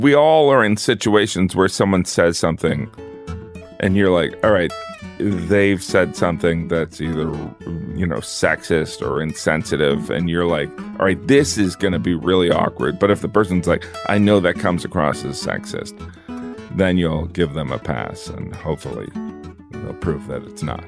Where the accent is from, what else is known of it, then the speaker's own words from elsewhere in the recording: the Rust Belt, a small town in the Midwest, United States; moved away; where I'm from, in a small town in the Midwest. I'm from the Rust Belt